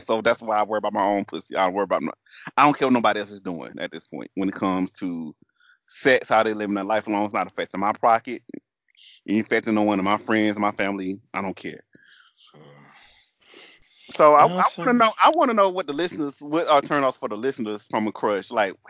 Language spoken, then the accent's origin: English; the South, United States; accent: southern; So excuse my southern accent, and if I drop a couple vowels and syllables, forgive me.